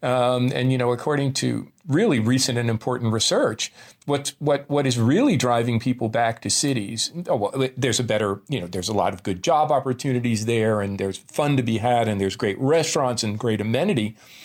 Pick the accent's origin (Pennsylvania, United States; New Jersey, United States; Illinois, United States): New Jersey, United States; you can tell I'm a kid from New Jersey